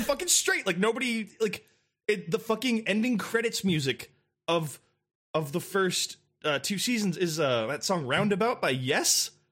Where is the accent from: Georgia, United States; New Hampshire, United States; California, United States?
California, United States; Santa Barbara; now in Los Angeles, United States; my hometown of Santa Barbara